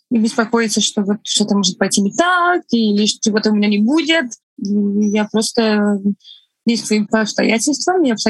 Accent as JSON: {"language": "Russian", "country": "Estonia", "first_language": "Estonian", "second_language": "Russian", "said": "Мой первый язык не русский, мой первый язык эстонский. Угу. Русский, наверное, мой третий язык."}